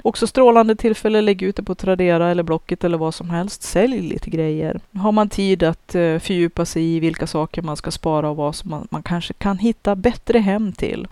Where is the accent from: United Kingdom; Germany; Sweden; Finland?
Sweden; Jag är ju svensk jag också